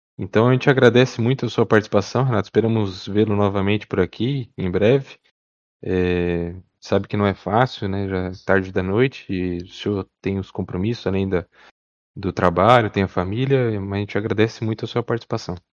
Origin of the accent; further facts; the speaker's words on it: Paraná, Brazil; sou aqui do, do Paraná